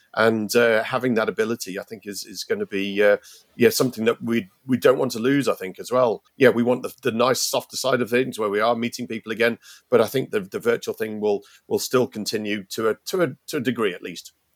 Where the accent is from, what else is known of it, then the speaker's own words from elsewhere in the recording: United Kingdom; moved away as an adult; now in Ireland; I, obviously from Britain and you, you can tell that from my accent